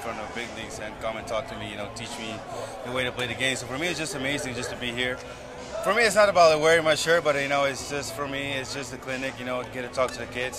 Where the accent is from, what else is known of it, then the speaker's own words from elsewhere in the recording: Curaçao; also born or lived in Amsterdam, Netherlands; I was born there, so I lived there for five, six years, and then I moved to Curacao